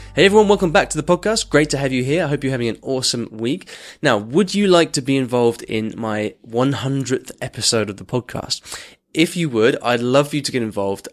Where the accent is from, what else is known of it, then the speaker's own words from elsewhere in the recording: Argentina; I'm from Argentina